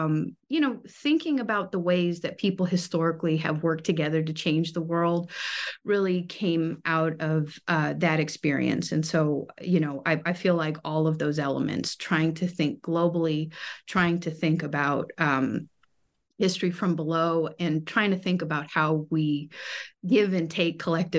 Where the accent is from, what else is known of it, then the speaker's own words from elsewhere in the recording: California, United States; And I suppose, you know, growing up in California, trying to understand that in the global context.